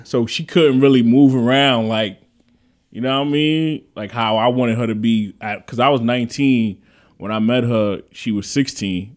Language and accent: English; New York City, New York, United States; I'm from the Bronx